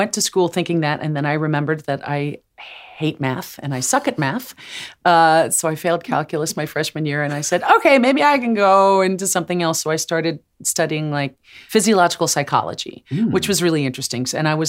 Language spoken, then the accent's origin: English; New Jersey, United States; because I'm from Jersey. You can take the girl out of Jersey.